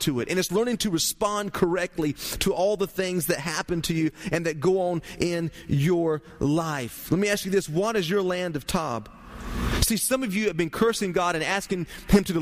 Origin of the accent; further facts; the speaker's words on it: Turkey, United States; But I grew up in Turkey